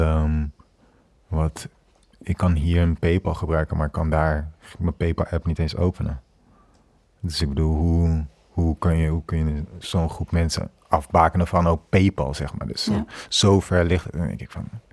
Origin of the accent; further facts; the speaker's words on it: Kinshasa, DR Congo; now in Netherlands; ik ben toen voor een aantal weken in Kinshasa geweest, mijn geboortestad